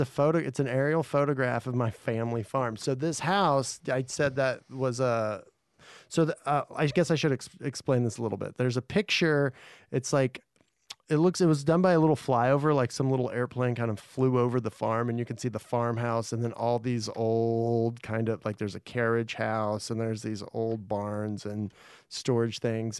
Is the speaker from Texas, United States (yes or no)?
yes; Mineral Wells, Texas, United States; moved away as an adult; also born or lived in Cisco, Texas; now in Los Angeles, United States; in this little town called Mineral Wells. It's out west of Fort Worth, like, an hour and a half